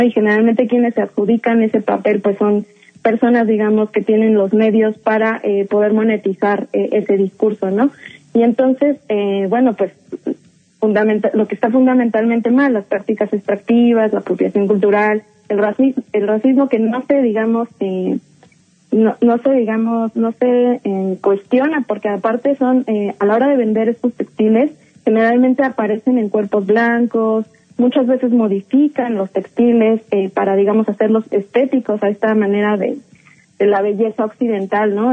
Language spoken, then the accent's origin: Spanish; Mexico; los nuestros, como el mexicano